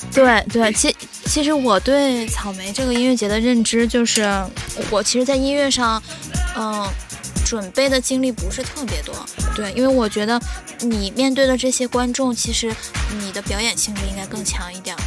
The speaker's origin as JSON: {"language": "Chinese", "region": "Jilin", "country": "China", "said": "我是来自吉林省的"}